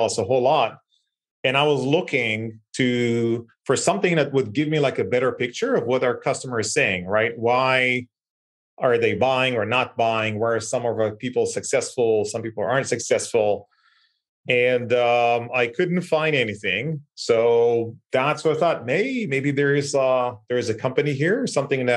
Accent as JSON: {"language": "English", "country": "Israel", "tie": "born or raised there", "said": "I was born and raised in Israel, like northest city in the country, small town"}